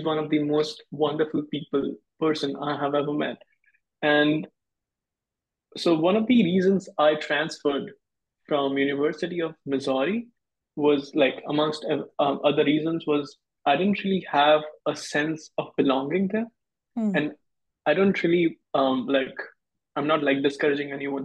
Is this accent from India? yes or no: yes; West Bengal, India; now in Arkansas, United States; I'm from India originally, West Bengal, India.